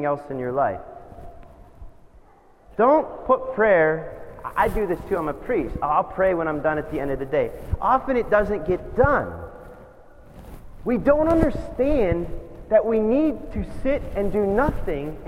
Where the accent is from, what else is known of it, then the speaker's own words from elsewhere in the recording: United States; as an American